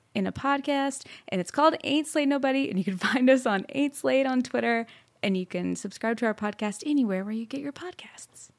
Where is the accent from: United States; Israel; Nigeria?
United States; Plano, Texas; moved away; also born or lived in Fort Worth, Texas; I'm originally from Texas. I was born in Fort Worth and raised in Plano.